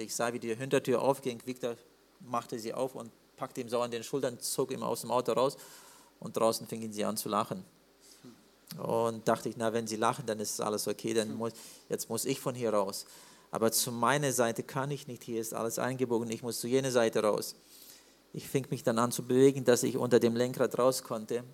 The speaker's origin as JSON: {"language": "German", "region": "Siberia", "country": "Russia", "said": "im Norden bei uns in Sibirien"}